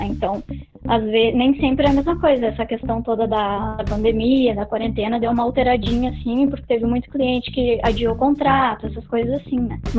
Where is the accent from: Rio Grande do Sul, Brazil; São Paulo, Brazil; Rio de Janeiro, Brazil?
Rio Grande do Sul, Brazil; Santa Maria; Na verdade, eu, eu sou daqui mesmo, né? Natural de Santa Maria. Aí fiz faculdade aqui na UFSM, na Universidade Federal